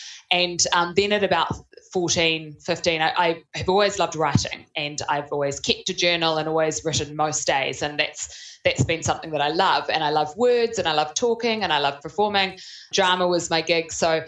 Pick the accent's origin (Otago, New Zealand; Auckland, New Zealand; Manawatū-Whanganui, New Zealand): Auckland, New Zealand; Yeah, so I grew up in Auckland, born and raised